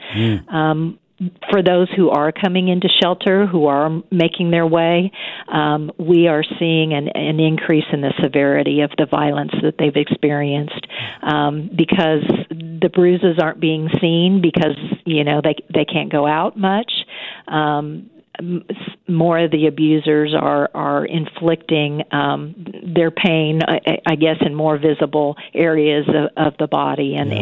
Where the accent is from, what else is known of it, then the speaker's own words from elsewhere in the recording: Wichita, Kansas, United States; also born or lived in Pennsylvania / Missouri; I grew up in the Wichita Derby area